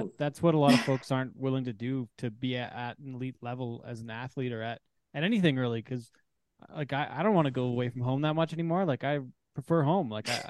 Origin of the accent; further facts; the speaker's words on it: Canada; As a Canadian